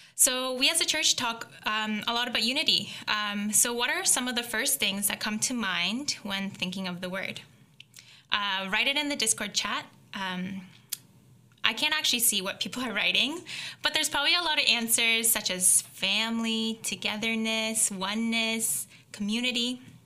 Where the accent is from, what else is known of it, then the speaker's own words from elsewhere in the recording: Belleville, Ontario, Canada; moved away; also born or lived in Hamilton, Canada; I grew up in a small town called Belleville